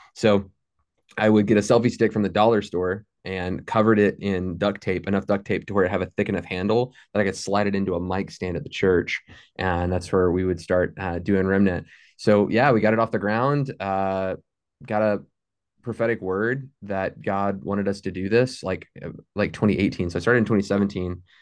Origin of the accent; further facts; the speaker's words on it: Fort Worth, Texas, United States; moved away as an adult; also born or lived in Saint Elmo, Illinois; now in Ada, United States; I grew up in Fort Worth my entire life